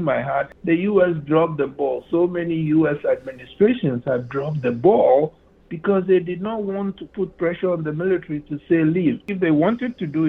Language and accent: English; Ghana; moved away as an adult; now in United States; When I was born in Ghana, Ghana was the Gold Coast